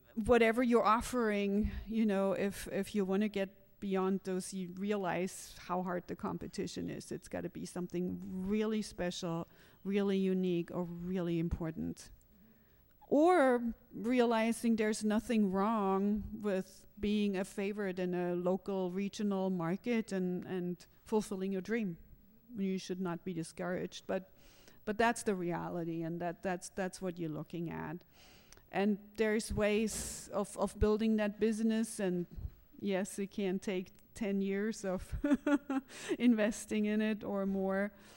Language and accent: English; Germany; moved away as an adult; I grew up in Germany